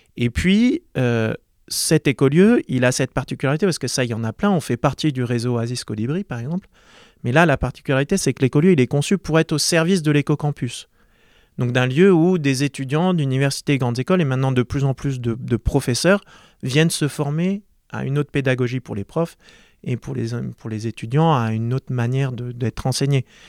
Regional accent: Marseille, Provence-Alpes-Côte d'Azur, France; J'ai grandi à Marseille

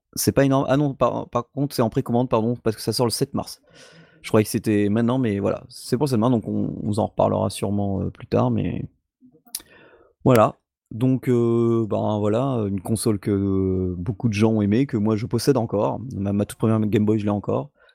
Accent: France; même chez nous, en France

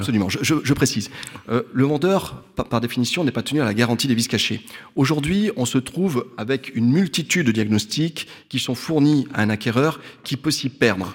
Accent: Limoges, Nouvelle-Aquitaine, France; je suis né à Limoges, j'ai fait mes études à Limoges, j'exerce à Limoges et je vis à Limoges

